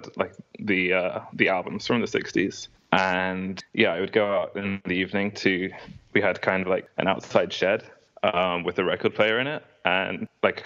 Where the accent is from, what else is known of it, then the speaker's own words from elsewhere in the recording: England, United Kingdom; I grew up in England